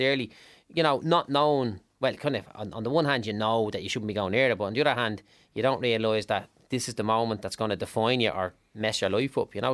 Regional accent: Dublin, Leinster, Ireland; I grew up in Clondalkin, like, in, in, in one of the less glamorous parts of it

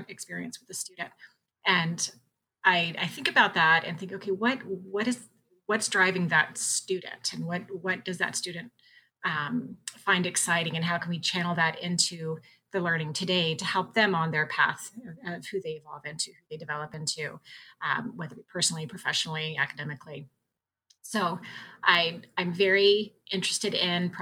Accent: Virginia, United States; moved away as an adult; now in Ontario, Canada; I grew up in Virginia and did my training in Virginia.

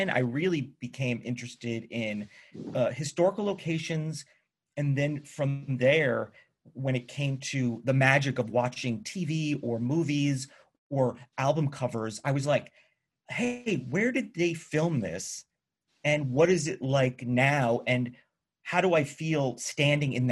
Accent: New York, United States; I grew up in New York, you know, maybe like an hour outside of New York City

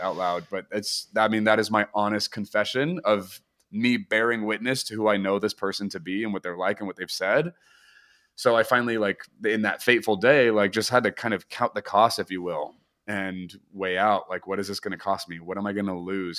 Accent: Portland, Oregon, United States; also born or lived in Redding, California; now in Nashville, United States; I am from Portland, Oregon, but I currently live in Nashville, Tennessee.

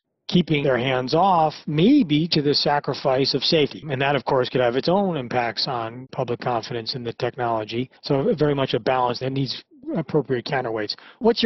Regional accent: United States; the U.S., my home country.

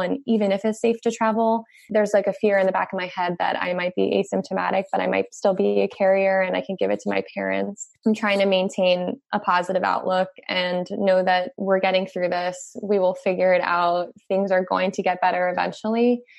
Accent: New York, United States; moved away; I'm from New York originally.

